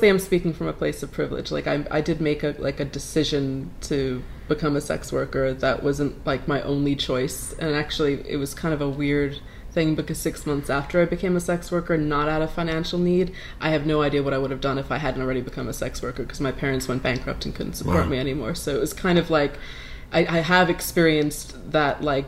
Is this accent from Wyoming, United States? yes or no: no; New York City, New York, United States; moved away as an adult; also born or lived in London; now in Brooklyn, United States; I grew up in Queens